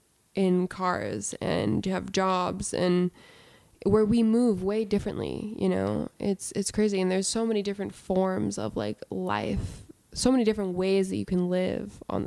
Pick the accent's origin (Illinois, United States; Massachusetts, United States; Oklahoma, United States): Massachusetts, United States; Salem; moved away; also born or lived in California; I'm from Salem, Massachusetts